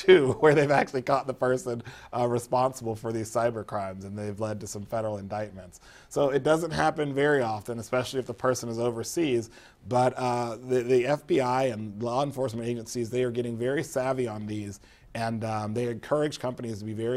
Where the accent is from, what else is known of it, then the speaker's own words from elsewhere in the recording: Florida, United States; I'm from Florida